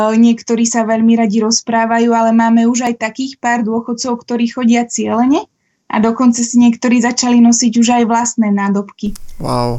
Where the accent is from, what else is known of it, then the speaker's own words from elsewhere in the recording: Trenčín, Trenčín Region, Slovakia; moved away as an adult; ja som z Trenčína, aj keď som teda posledných 10 rokov tu nebola